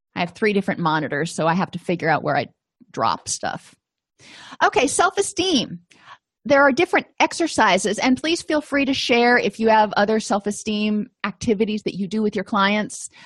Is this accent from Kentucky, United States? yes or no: no; Florida, United States; moved away; I come from Florida, so I'm not used to snow